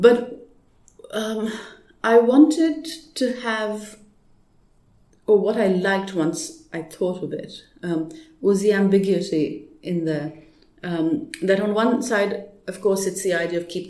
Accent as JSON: {"language": "English", "country": "Pakistan", "tie": "born or raised there", "moved": "yes", "said": "I didn't grow up here. I grew up in Pakistan."}